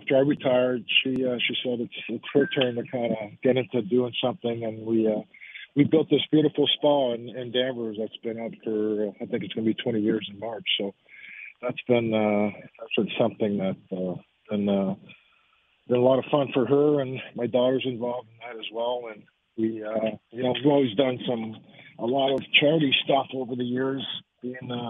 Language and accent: English; Montreal, Quebec, Canada; moved away; my wife's French and we're from Montreal